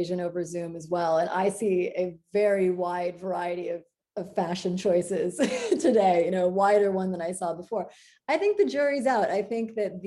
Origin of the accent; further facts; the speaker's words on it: Iowa, United States; moved away; I'm a girl from Iowa